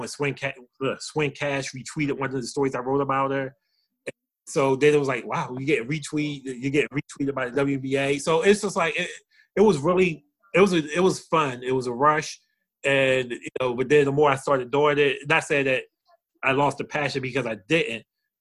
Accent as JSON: {"language": "English", "town": "Chester", "region": "Pennsylvania", "country": "United States", "tie": "born or raised there", "said": "I grew up in Chester."}